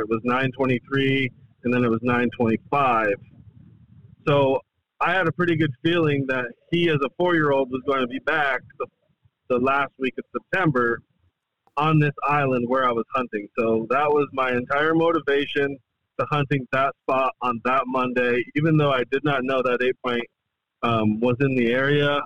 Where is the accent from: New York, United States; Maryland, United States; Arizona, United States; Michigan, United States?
New York, United States; Adirondacks, upstate; born or raised there; moved away as an adult; now in the Carolinas, United States